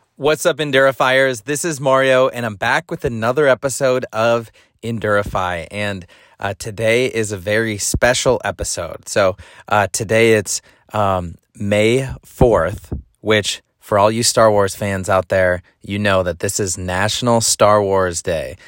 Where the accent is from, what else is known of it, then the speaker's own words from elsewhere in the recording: Madison, Wisconsin, United States; moved away; my hometown of Madison, Wisconsin